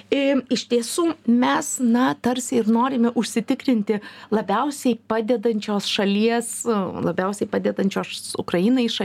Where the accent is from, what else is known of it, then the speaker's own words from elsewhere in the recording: Lithuania; mes esame lietuviai